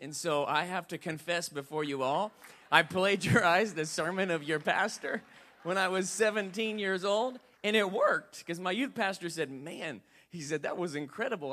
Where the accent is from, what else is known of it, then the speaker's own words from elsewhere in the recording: Indianapolis, Indiana, United States; I grew up on the White River in Indianapolis, Indiana